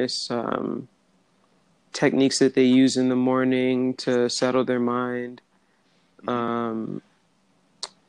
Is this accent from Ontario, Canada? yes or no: yes; Hamilton, Ontario, Canada; I'm from Hamilton, Ontario, and our city's known as a steel city.